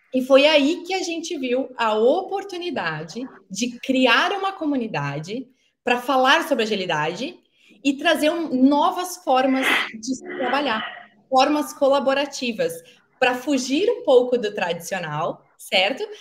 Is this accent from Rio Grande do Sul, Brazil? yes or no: yes; Caxias do Sul, Rio Grande do Sul, Brazil; moved away; eu era caxiense, né, da Serra Gaúcha